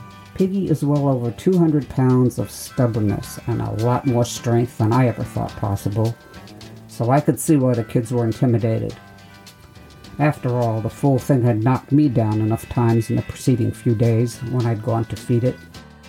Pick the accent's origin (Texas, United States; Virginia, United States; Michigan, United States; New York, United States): New York, United States; I'm from New York, so the cold doesn't bother me.